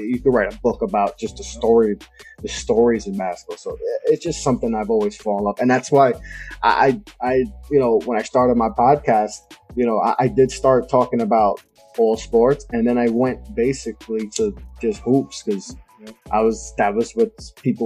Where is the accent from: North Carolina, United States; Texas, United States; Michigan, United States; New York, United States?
New York, United States; New York City; growing up in New York